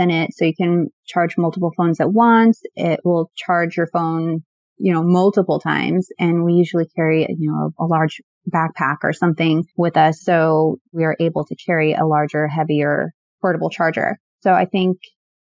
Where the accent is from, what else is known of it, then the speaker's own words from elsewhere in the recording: Southern Illinois, United States; I'm from Southern Illinois too.